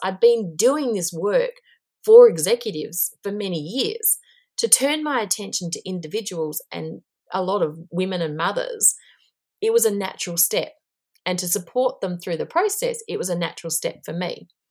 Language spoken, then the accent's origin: English; Australia; accent: Aussie and twangy; moved away as an adult; also born or lived in Asia / New Zealand; now in Auckland, New Zealand; I'm actually Australian, but I haven't lived in Australia for over twenty years